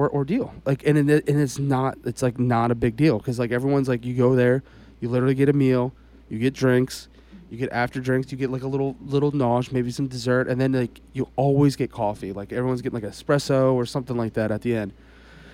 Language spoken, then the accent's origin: English; United States; I'm from America